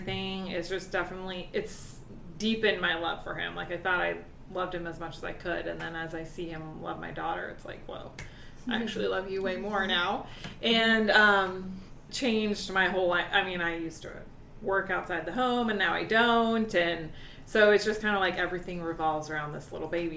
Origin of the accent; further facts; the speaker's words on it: Wisconsin, United States; moved away as an adult; I am originally from Wisconsin, and when I graduated college, I moved